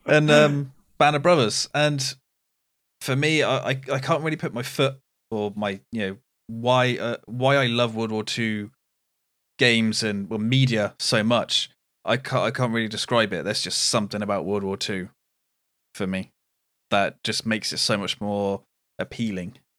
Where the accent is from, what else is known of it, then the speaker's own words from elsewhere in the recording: United Kingdom; being British